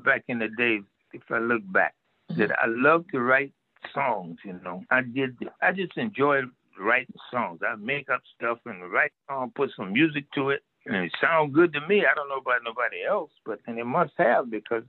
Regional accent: Fernandina Beach, Florida, United States; moved away; getting the key to the city where I was born, where I used to shine shoes, cut grass and all that and get to run around back in those days.

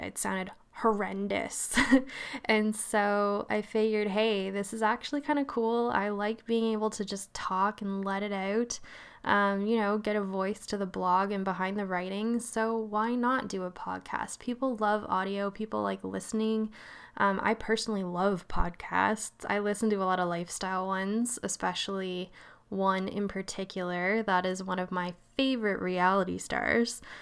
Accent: Nova Scotia, Canada; moved away; also born or lived in Vancouver, Canada; I'm East Co-, Coast, born and raised Nova Scotia, so that's where the weird voice comes from

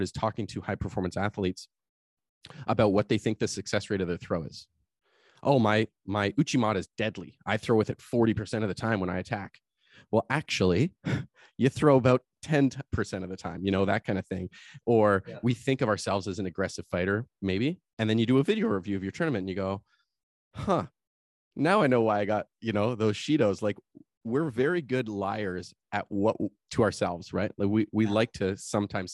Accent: Canada; as Canadian

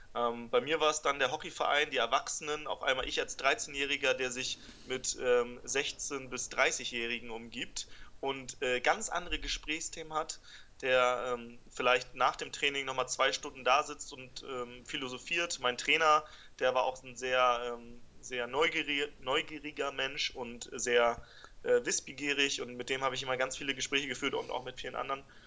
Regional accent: Buchholz in der Nordheide, Lower Saxony, Germany; ich bin in Buchholz geboren, das ist in der Nähe von Hamburg

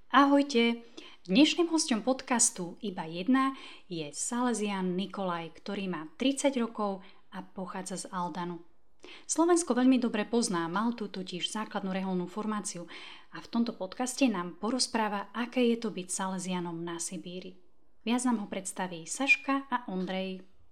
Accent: Sakha Republic, Russia; Slovak is a second language; pochádzam z Rúska, a pôsobím v Jakutskej republike

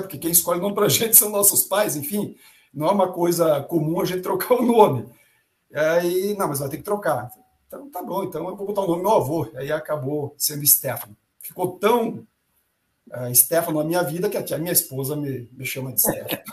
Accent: Charrua, Rio Grande do Sul, Brazil; moved away; also born or lived in Tapejara, Rio Grande do Sul; na cidade de onde eu venho, lá no interior do Rio Grande do Sul, na realidade, onde eu nasci, é essa cidade Tapejara. Mas onde eu vivi se chama Charrua

